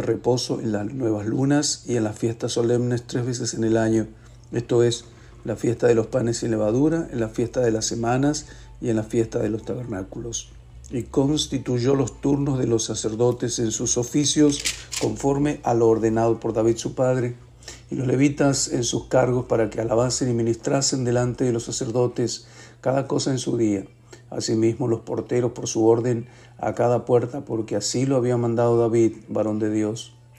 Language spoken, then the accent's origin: Spanish; Mendoza, Argentina; En mi tierra Mendoza